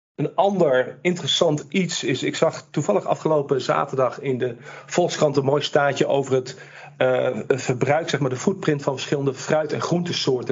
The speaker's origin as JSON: {"language": "Dutch", "town": "Amsterdam", "region": "North Holland", "country": "Netherlands", "said": "Ik kom uit Amsterdam"}